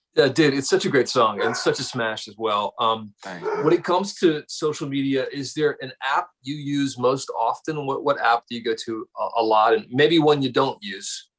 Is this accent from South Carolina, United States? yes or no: yes; South Carolina, United States; Growing up in South Carolina, same thing because uh, there was no other team for us but the Braves